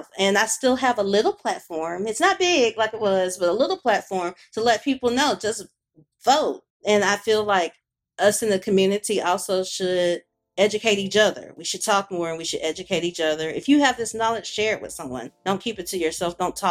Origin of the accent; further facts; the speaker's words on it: Birmingham, Alabama, United States; I'm from Birmingham, Alabama